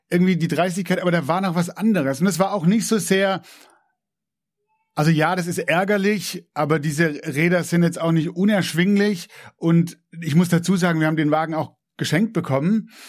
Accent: Swabia, Germany; ich bin ja auch Schwabe, gell, ehrt den, ehrt den kleinen Betrag.

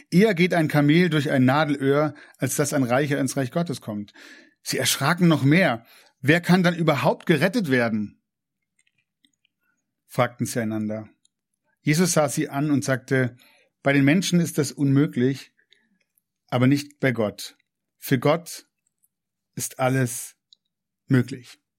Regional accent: Swabia, Germany; ich bin ja auch Schwabe, gell, ehrt den, ehrt den kleinen Betrag.

